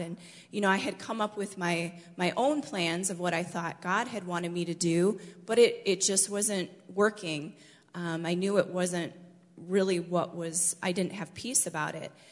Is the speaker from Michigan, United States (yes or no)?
yes; Michigan, United States; moved away as an adult; I grew up in Michigan and lived there until I was 20 years old